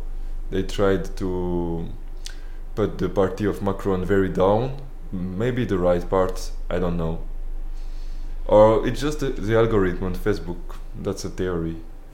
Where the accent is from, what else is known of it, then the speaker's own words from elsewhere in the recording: northern France, France; English is a second language; moved away; Even in my hometown, where on the north of France